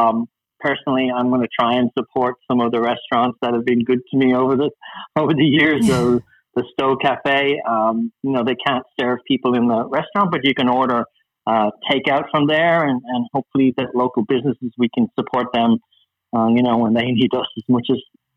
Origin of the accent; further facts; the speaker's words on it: Dublin, Leinster, Ireland; I'm from Dublin, the capital.